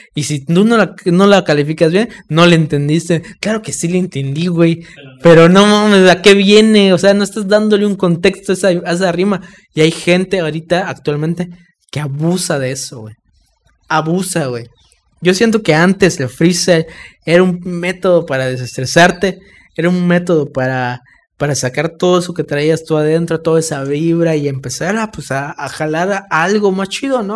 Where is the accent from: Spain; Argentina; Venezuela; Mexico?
Mexico; Campeche; nosotros, la banda de Campeche